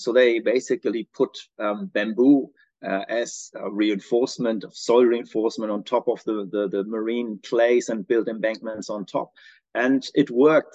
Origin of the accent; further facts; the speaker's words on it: Braunschweig, Lower Saxony, Germany; moved away as an adult; also born or lived in Australia; now in New Zealand; I'm originally from Germany. Um, grew up in a in a um, little city called Braunschweig in the northwestern part uh, of Germany.